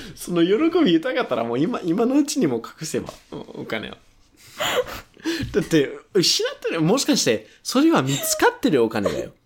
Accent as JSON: {"language": "Japanese", "country": "United States", "second_language": "Japanese", "moved": "as an adult", "lives_now": "Japan", "said": "俺もアメリカ人として"}